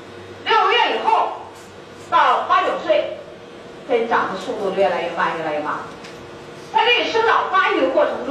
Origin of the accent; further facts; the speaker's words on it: China; 我们中国人的龋齿发生率在两千年以后的统计是百分之七十八点多